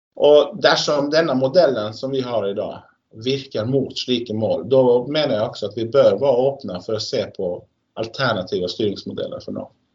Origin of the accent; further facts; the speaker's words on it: Sweden; now in Norway; som svensk